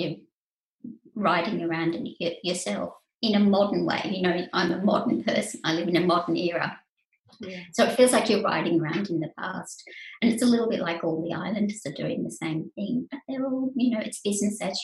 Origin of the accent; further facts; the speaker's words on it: Australia; I was a writer from Australia.